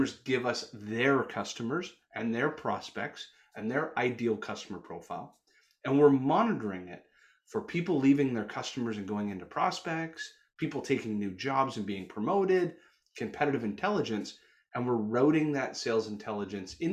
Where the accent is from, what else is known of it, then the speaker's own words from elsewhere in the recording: Canada; accent: Canuck; also born or lived in Toronto, Canada; my Canuck accent